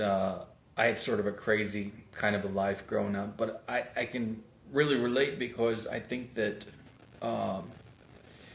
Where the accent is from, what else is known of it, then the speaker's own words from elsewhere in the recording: Independence, Missouri, United States; also born or lived in Kansas City; now in Los Angeles, United States; Growing up in Independence